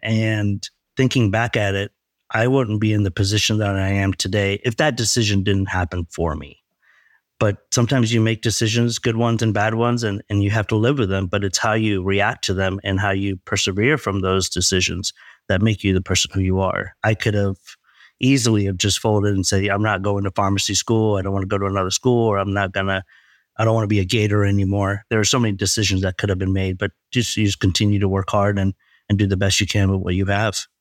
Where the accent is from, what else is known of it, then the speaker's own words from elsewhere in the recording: Leicester, East Midlands, United Kingdom; also born or lived in Texas, United States; now in United States; growing up in a small town in England. Actually, I was born in Leicester, England.